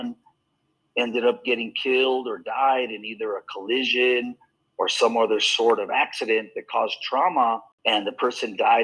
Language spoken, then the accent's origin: English; Bernalillo, New Mexico, United States; also born or lived in Albuquerque, New Mexico; I grew up in New Mexico. I was born in Albuquerque, grew up in a little town called Bernalillo, which is kind of in between Albuquerque and Santa Fe